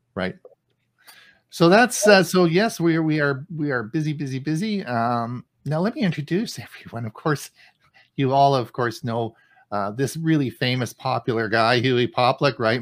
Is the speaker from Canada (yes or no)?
yes; Canada; As a Canadian